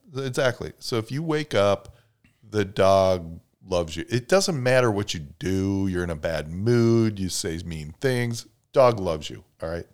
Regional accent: Chicago, Illinois, United States; Liz and I grew up in Chicago, and we spent a lot of vacation time up in Wisconsin

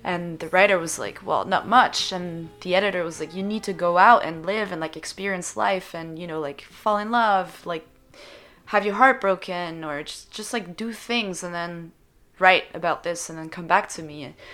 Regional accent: Switzerland; first language French; English is a second language; moved away as an adult; now in Montreal, Canada; growing up in Switzerland.

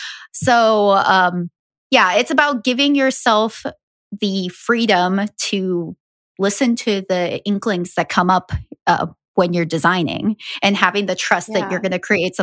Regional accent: Ecuador; also born or lived in Colombia / Guatemala; So I'm Guatemalan. I have spent a lot of my life living in South America. I grew up in Ecuador and Colombia.

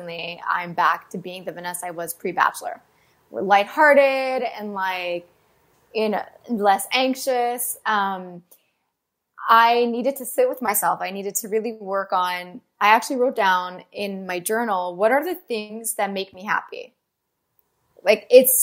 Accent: Canada

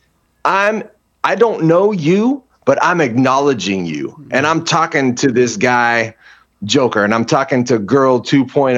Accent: Austin, Texas, United States; also born or lived in Hawaii; I grew up like in Austin

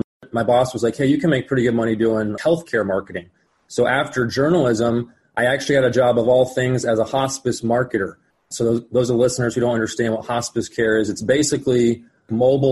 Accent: Phoenix, Arizona, United States; also born or lived in Colorado; I was born and raised here in Phoenix, Arizona

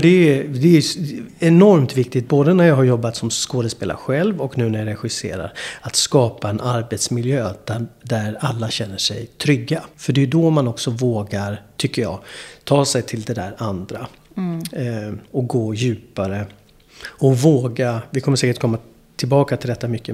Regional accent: Malmö, Skåne, Sweden; also born or lived in New York; Malmö där jag är ifrån från början

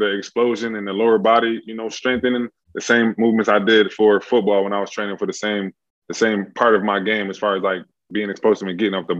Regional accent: Buffalo, New York, United States; I come from Buffalo, New York

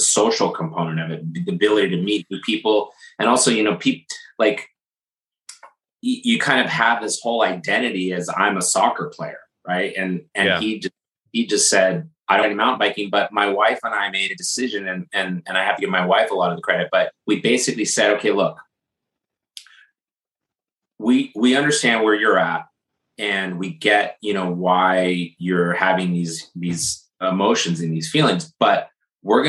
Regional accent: California, United States; moved away as an adult; also born or lived in Berkeley, California / Menlo Park, California; now in New Jersey, United States; we moved from California, where we, you know, where we grew up, and moved to New Jersey, just outside of Manhattan.

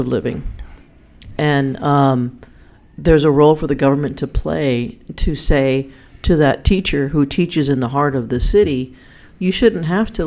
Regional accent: El Paso, Texas, United States; now in Austin, United States; I'm from El Paso

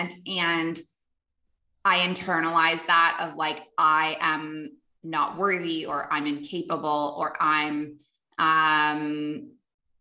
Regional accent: Canada; moved away as an adult; also born or lived in Dubai / Abu Dhabi; now in Bali, Indonesia

